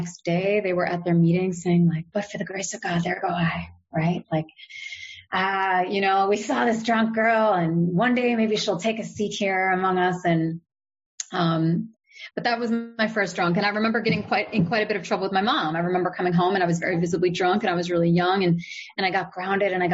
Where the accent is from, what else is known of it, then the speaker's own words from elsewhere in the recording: United States; I'm American